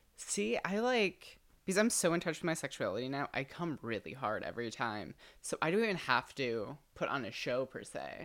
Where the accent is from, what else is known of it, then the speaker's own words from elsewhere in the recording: Midwest, United States; moved away; also born or lived in Michigan; I'm from the Midwest